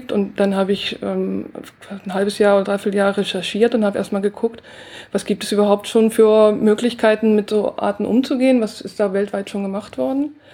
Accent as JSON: {"language": "German", "region": "Mecklenburg-Vorpommern", "country": "Germany", "tie": "born or raised there", "said": "Ja, also ich bin in Mecklenburg aufgewachsen und habe schon ganz früh als Schülerin mit Naturschutz angefangen und mit Pflanzenbestimmung, schon mit zwölf ungefähr. Und habe dann eben auch schon so ein bisschen Citizen Science gemacht, in der DDR noch."}